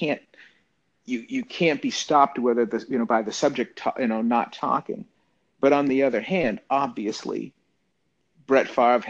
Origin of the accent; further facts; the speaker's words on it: Boston, Massachusetts, United States; I was born in Boston.